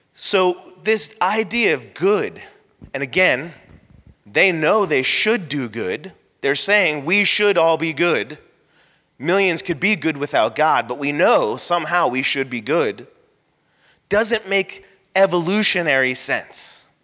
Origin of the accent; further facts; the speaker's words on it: Florida, United States; I grew up in Florida, so I can, I wasn't born here, but I consider myself a Florida boy